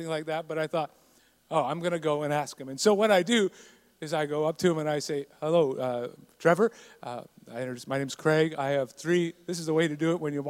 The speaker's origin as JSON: {"language": "English", "country": "Canada", "tie": "born or raised there", "said": "growing up in Canada is hockey"}